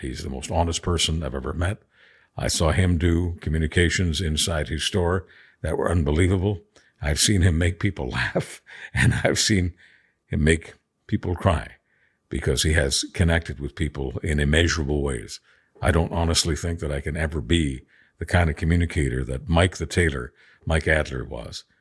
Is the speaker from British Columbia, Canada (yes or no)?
no; Montreal, Quebec, Canada; also born or lived in Budapest, Hungary; my hometown of Montreal